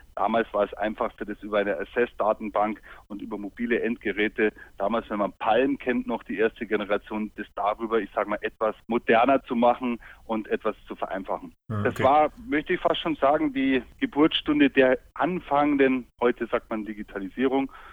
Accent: Munich, Bavaria, Germany; moved away as an adult; also born or lived in Bamberg / Düsseldorf; now in Allgäu, Germany; ich würde auch selbst als gebürtiger Münchner ungern umziehen

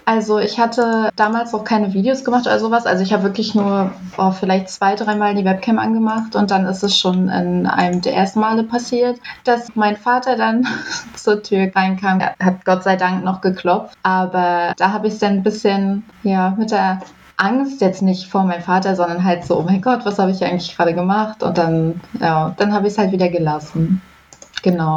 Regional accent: near Nuremberg, Bavaria, Germany; now in Rügen, Germany; Ich komme eigentlich aus Nürnberg, also beziehungsweise aus der Nähe von Nürnberg

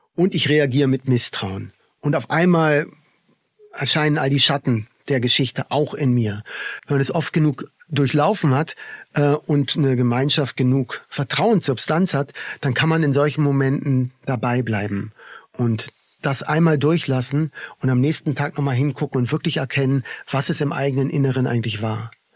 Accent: Berlin, Germany; now in Tamera, Portugal; ich bin ja im Kinderladen aufgewachsen in Berlin.

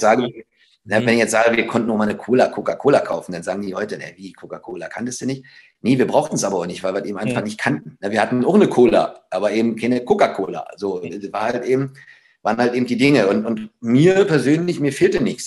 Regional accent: Frankfurt, Brandenburg, Germany; moved away as an adult; also born or lived in Eberswalde / Berlin / Leverkusen; meine Freunde, meine Jugend, meine Heimat, äh, Frankfurt-Oder, Eberswalde, also alles, was so im Umkreis war

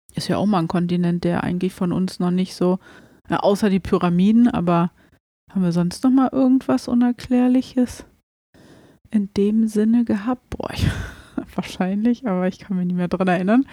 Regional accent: Germany; bei uns in Deutschland

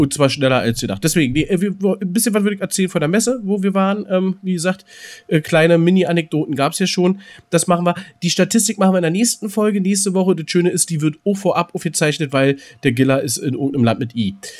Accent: Berlin, Germany; als Berliner

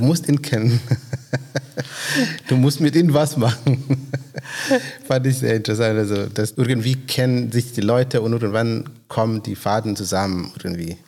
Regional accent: Kenya; now in Grünheide, Germany; ich komme aus Kenia.

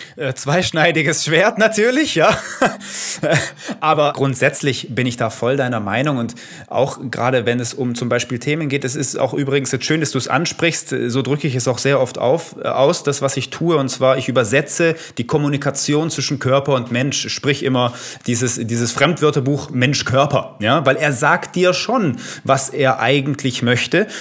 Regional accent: Italy; Ich bin Italiener. Damit bin ich aufgewachsen

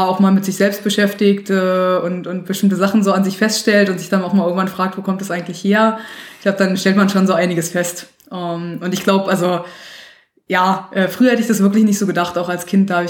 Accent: Berlin, Germany; Ja, also ich bin in Berlin aufgewachsen, ähm, war noch äh, eins der Kinder, was noch viel draußen gespielt hat, äh, viel draußen unterwegs war.

